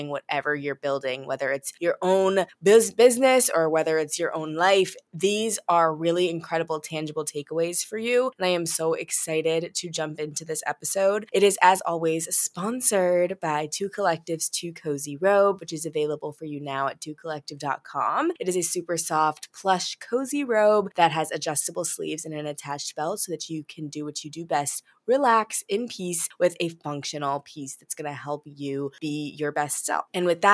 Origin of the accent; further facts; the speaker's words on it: St. Louis, Missouri, United States; I'm from St. Louis